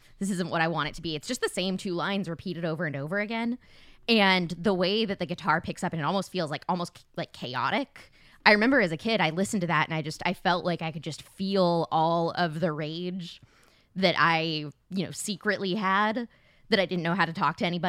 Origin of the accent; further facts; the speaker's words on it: Tempe, Arizona, United States; moved away; my actual hometown of Tempe, Arizona